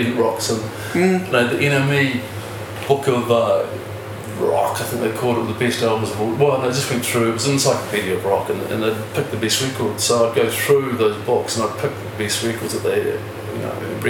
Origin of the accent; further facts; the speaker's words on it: Ranfurly, Otago, New Zealand; also born or lived in North Canterbury / Dunedin; living on farm communities, we grew up in Ranfurly.